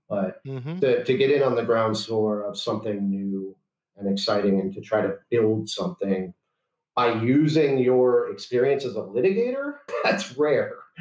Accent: Chicago, Illinois, United States; moved away as an adult; also born or lived in Washington, D.C.; I'm from Chicago, and I'm barred in Illinois.

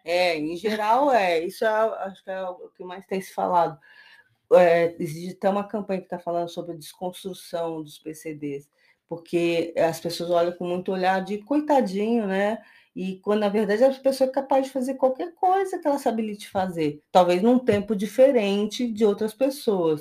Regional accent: Brazil; a gente, como brasileiro

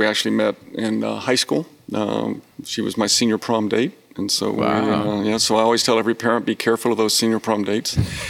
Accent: College Station, Texas, United States; also born or lived in Japan / Illinois / Germany; And so, I lived growing up, Japan, Illinois, Germany. My dad got stationed at Texas A&M when I was in eighth grade. And we were there through my junior year. And so I always consider College Station kind of my home.

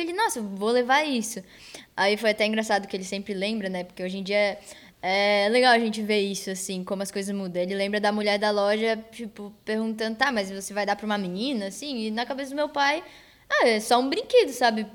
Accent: Florianópolis, Santa Catarina, Brazil; E aí na minha escola, lá no meu bairro, na Lagoa da, Conte... Lagoa da Conceição

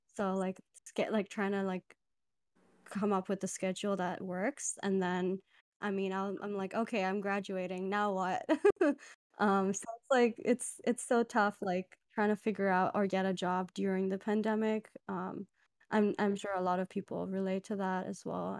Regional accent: Dubai, United Arab Emirates; moved away; I'm originally from Dubai

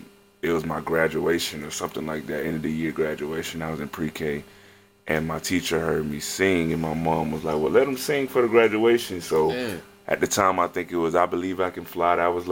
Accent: Fort Lauderdale, Florida, United States; I'm originally from mm-hmm. Fort Lauderdale, Florida. That's like, you mm-hmm. know, a few minutes from Miami.

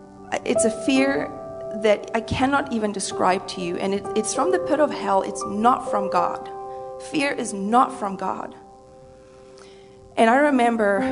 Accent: South Africa; moved away as an adult; now in United States; I was born and raised in South Africa

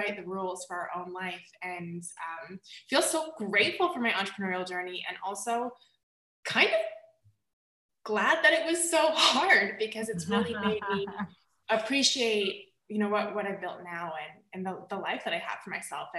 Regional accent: the South, United States; I grew up in the South in a really conservative environment

